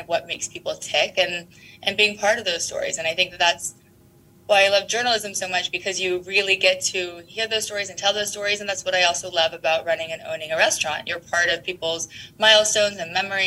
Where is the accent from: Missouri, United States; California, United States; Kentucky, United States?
California, United States; also born or lived in San Antonio, Texas / Houston, Texas / Austin, Texas; I was born in San Antonio, and then we moved to Houston when I was quite young. Sadly for Texas, we then moved to California, and I grew up in California and then went back to UT for school